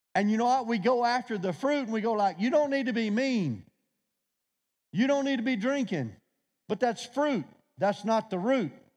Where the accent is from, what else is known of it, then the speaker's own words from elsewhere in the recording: Louisiana, United States; I'm from Louisiana